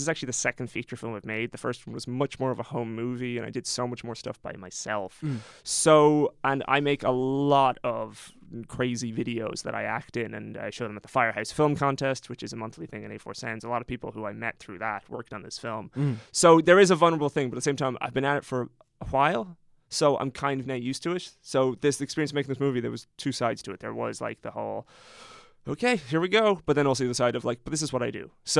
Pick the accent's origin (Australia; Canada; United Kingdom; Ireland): Ireland; the experience, as an Irish person, the experience was disappointingly positive and supportive.